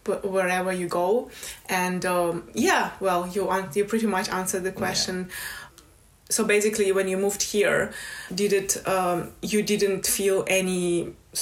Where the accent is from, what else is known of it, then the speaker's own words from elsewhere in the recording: Russia; moved away as an adult; also born or lived in Moscow; now in United Kingdom; I grew up home in the Republic of Comica